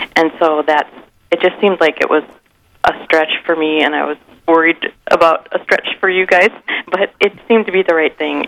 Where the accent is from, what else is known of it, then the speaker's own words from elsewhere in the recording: Sioux Falls, South Dakota, United States; now in Mankato, United States; I grew up in Sioux Falls, and I grew up across the street from the cathedral